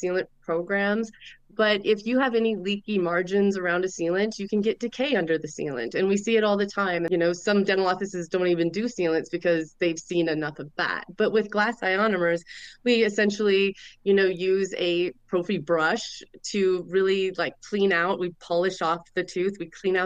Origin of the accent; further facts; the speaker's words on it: Montana, United States; I grew up born and raised in Montana